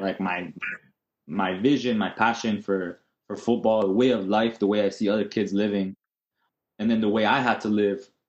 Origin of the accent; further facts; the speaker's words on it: Toronto, Ontario, Canada; I was born in Toronto. Uh, we lived there for probably the first six years of my of my uh, my life